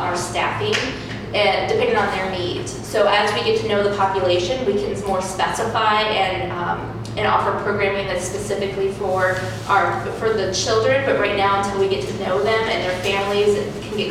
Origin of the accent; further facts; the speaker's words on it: Iowa, United States; now in Iowa City, United States; I'm new to Iowa City. I'm from Iowa, but not Iowa City